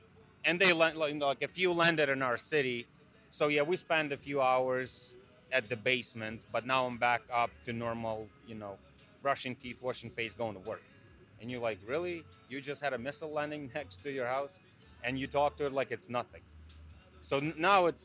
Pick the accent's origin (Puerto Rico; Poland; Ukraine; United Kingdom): Ukraine; Khmelnytskyi Oblast; moved away as an adult; now in United States; I'm from Ukraine originally. Khmelnytsky region